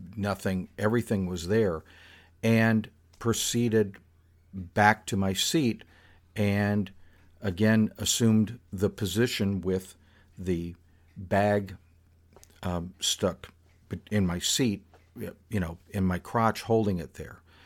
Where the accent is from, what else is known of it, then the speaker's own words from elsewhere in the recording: South Florida, United States; happened to me while I was in high school. But still, it is uniquely South Florida in its nature